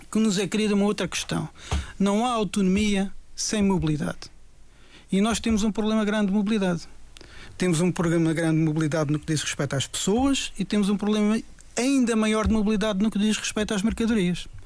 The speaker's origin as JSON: {"language": "Portuguese", "country": "Portugal", "said": "Eu fui aqui há dias a Lisboa e paguei 2 euros por dia para estar no hotel. Eu sou português."}